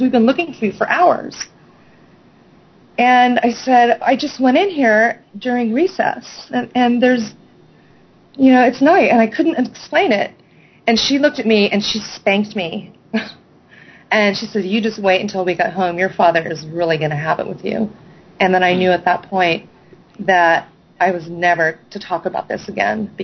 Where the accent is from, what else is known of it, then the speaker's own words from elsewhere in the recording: Newbury Park, California, United States; I was about 7 years old when we moved to a place called Newbury Park, which is about 40 miles north of Los Angeles